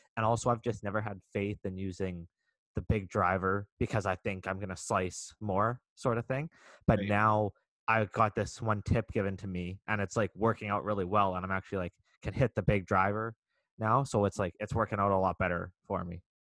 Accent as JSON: {"language": "English", "country": "Canada", "said": "I'm Canadian"}